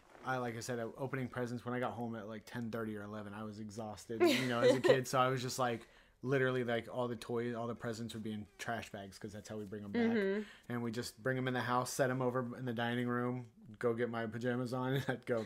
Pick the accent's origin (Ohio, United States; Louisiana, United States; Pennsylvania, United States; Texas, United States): Ohio, United States; I grew up in Ohio.